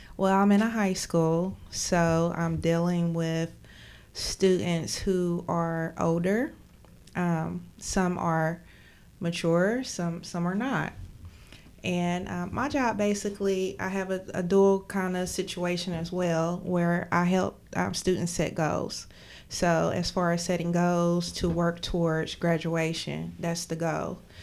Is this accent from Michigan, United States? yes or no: no; McDowell County, West Virginia, United States; moved away as an adult; now in Charleston, United States; I am from McDowell County